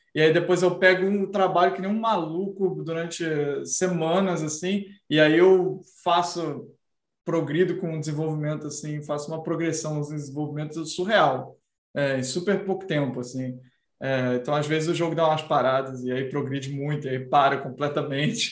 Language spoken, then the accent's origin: Portuguese; Brazil; a minha própria personalidade como brasileiro